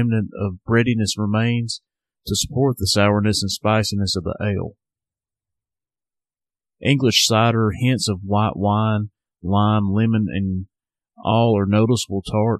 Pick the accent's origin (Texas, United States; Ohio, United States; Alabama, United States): Alabama, United States; Sheffield; Southern Package, my hometown craft beer shop